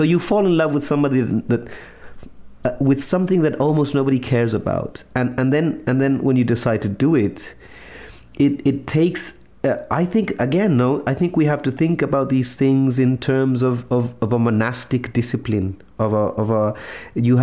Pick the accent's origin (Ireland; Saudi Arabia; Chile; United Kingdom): Chile; I'm from Chile